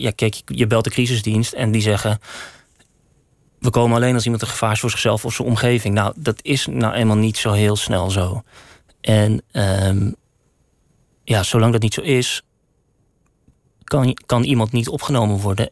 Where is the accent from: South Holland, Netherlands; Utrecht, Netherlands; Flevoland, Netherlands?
Utrecht, Netherlands; Woerden; moved away as an adult; also born or lived in Amsterdam; Ik kwam uit Woerden